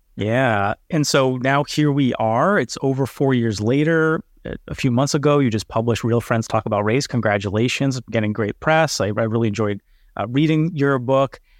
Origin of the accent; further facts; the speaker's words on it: United States; I'm American and of European ancestry